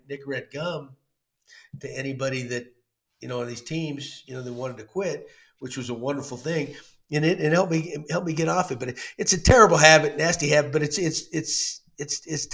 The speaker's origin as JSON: {"language": "English", "region": "Texas", "country": "United States", "tie": "born or raised there", "said": "I grew up in Texas"}